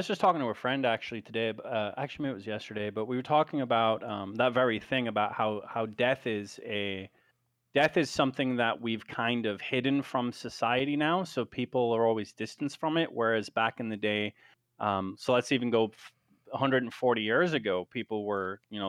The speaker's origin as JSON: {"language": "English", "country": "United Kingdom", "said": "So, for example, I'm British, right? So I'm a redcoat."}